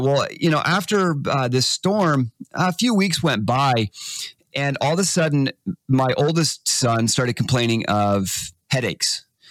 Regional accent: Texas, United States; moved away; I grew up in Texas, 90% humidity.

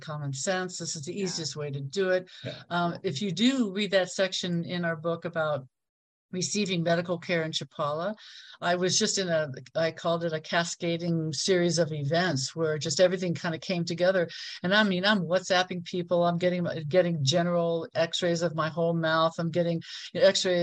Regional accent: Ohio, United States; moved away as an adult; also born or lived in California; now in Mexico; I moved across the country from Ohio to California when I was 21

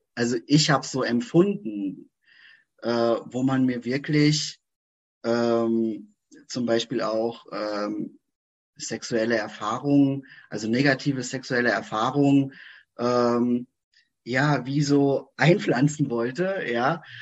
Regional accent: Frankfurt, Hesse, Germany; ich komme hier aus Frankfurt, Umgebung

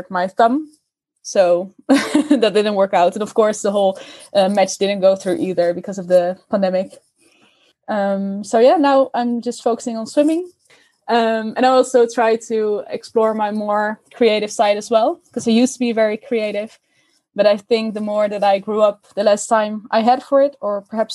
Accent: Oosterbeek, Gelderland, Netherlands; I grew up in Oosterbeek, which is a small village close to Arnhem

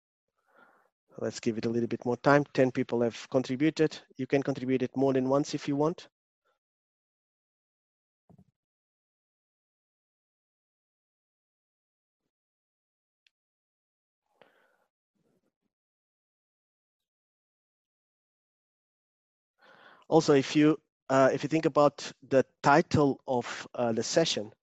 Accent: Portugal; accent: Portuguese; English is a second language; now in London, United Kingdom; I'm originally from Portugal, but I live in London. I still have a very strong Portuguese accent

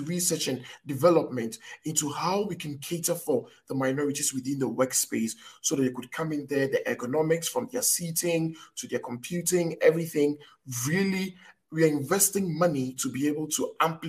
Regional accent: Ghana; I'm from Africa. I'm from Ghana

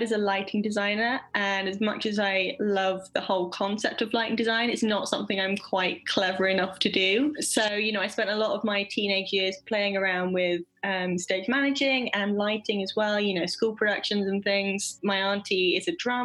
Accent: East Sussex, South East England, United Kingdom; now in London, United Kingdom; I am originally from a very small town in East Sussex, England, which is one of the counties right by the coast. So I was very lucky. I grew up right by the sea

